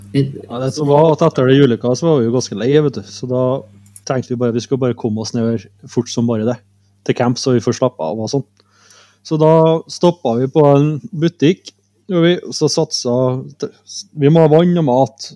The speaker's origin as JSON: {"language": "Norwegian", "country": "Norway", "said": "Vi er jo bare fra Norge"}